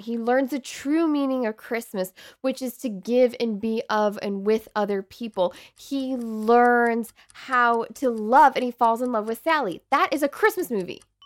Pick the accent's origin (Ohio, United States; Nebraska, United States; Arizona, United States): Ohio, United States; We grew up in Ohio